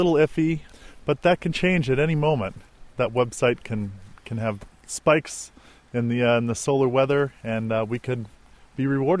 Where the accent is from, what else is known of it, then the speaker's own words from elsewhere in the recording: Colorado, United States; moved away as an adult; also born or lived in Anchorage, Alaska; I'm from Colorado, and I went to school in Anchorage